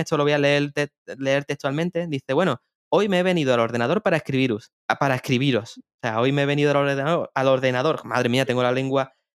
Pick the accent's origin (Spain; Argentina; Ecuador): Spain; Seville, Andalusia; soy de Sevilla